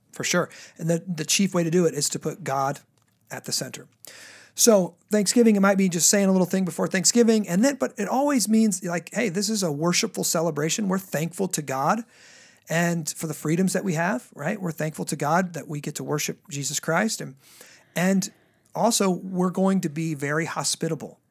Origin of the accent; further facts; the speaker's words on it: the South, United States; I come from the South, you know, so it's like all homestyle cooking and stuff.